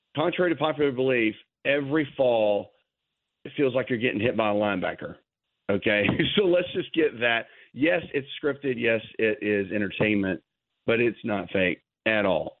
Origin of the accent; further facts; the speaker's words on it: Nashville, Tennessee, United States; He and I grew up in Nashville, Tennessee